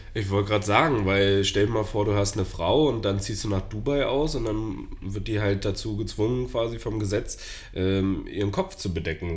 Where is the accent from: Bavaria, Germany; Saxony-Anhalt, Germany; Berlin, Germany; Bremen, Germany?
Berlin, Germany